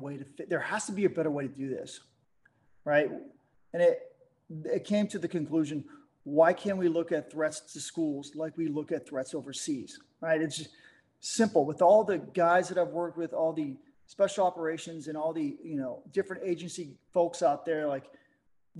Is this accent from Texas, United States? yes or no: yes; Dallas, Texas, United States; moved away as an adult; I'm from Dallas, Texas